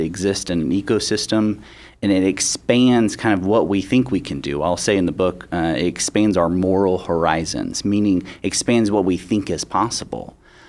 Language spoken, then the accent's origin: English; Nashville, Tennessee, United States; I grew up in Nashville.